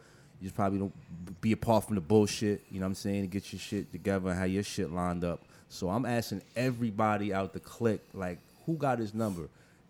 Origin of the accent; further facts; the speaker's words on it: Middletown, New York, United States; I was born in front of Horton Hospital in the cab. My mom didn't make it inside the hospital.